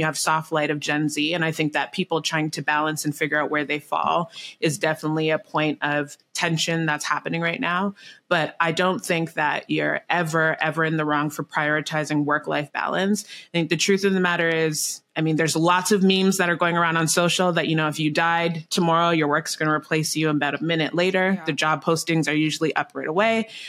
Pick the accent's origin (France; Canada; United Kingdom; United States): Canada; I'm Canadian, so I say bag funny